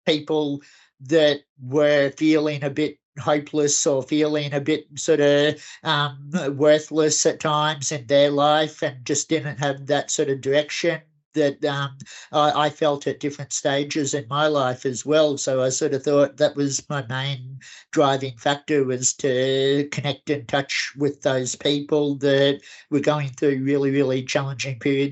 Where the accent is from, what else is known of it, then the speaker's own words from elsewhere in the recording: Kingaroy, Queensland, Australia; now in Brisbane, Australia; back in my hometown of Kingaroy